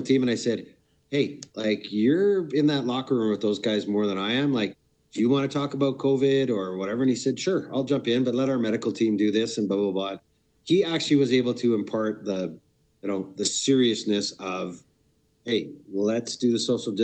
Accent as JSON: {"language": "English", "town": "Brampton", "region": "Ontario", "country": "Canada", "tie": "born or raised there", "also_born_or_lived": "Peterborough, Ontario", "said": "I was born in Peterborough, but I spent most of my youth and teen era in Brampton, Ontario"}